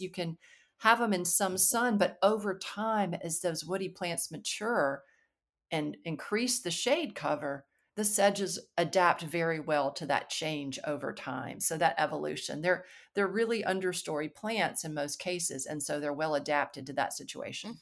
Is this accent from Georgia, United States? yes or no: no; Alabama, United States; moved away as an adult; also born or lived in North Carolina; I grew up in Alabama